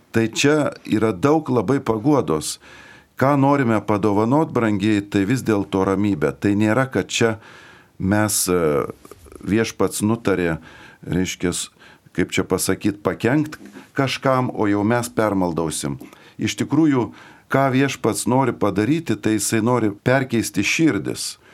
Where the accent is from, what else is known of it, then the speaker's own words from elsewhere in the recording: Lithuania; mes kaip lietuviai turime, kaip čia pasakius, tokį padidinto kuklumo e, jausmą